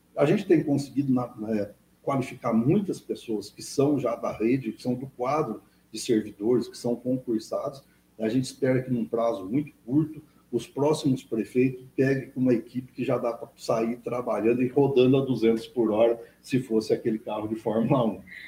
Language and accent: Portuguese; Minas Gerais, Brazil; now in Itatinga, Brazil; sou mineiro, né? Eu estou em Catinga há 30 e poucos anos, mas eu ainda tenho as minhas raízes, Sim. a minha família lá.